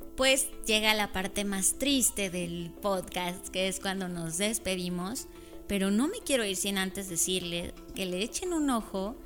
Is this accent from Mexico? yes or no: yes; Mexico; como los mexicanos somos